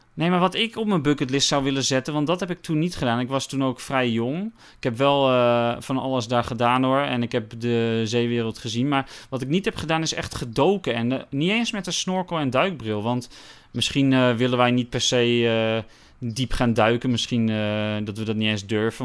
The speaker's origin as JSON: {"language": "Dutch", "town": "Westzaan", "region": "North Holland", "country": "Netherlands", "said": "ik kom uit Westzaan"}